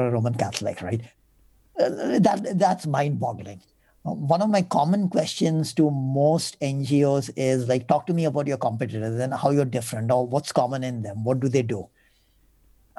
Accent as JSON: {"language": "English", "country": "India", "said": "As Indian funders, as Indian foundations"}